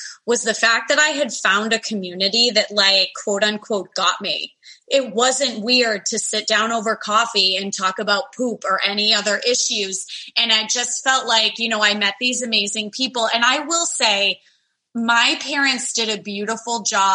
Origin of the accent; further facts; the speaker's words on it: Massachusetts, United States; I grew up in Massachusetts